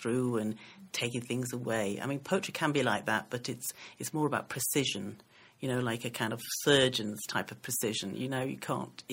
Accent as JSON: {"language": "English", "region": "the north of England", "country": "United Kingdom", "tie": "born or raised there", "also_born_or_lived": "Sierra Leone", "said": "my mom left my dad when I was five and brought me and my sister over, and we went to live in the north of England"}